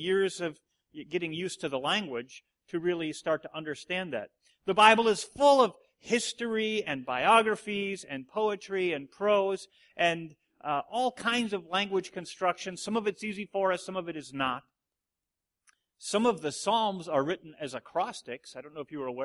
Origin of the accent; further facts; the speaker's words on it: Watertown, United States; We grew up in the Watertown church, and it's like 30 people